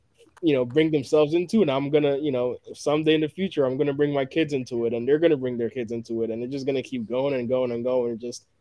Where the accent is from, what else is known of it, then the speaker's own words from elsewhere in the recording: Ghana; moved away; I was born in Ghana